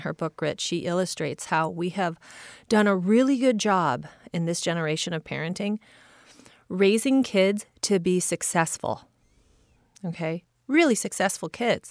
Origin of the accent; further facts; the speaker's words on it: Midwest, United States; I grew up in the Midwest